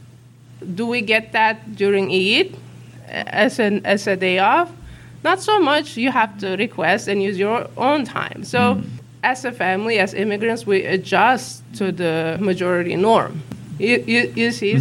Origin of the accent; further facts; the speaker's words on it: Uzbekistan; English is a second language; moved away; I was born in a country that doesn't exist. I was born in the Soviet Union.